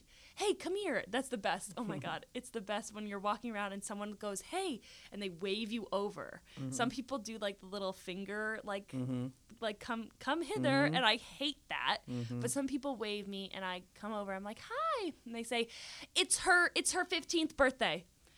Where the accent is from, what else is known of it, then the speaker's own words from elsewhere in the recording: Nebraska, United States; accent: southern American; I'm from Nebraska.